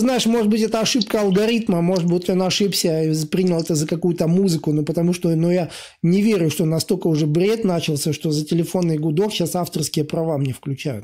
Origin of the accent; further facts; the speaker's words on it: Latvia; И я вырос сам в Латвии, и катался на лыжах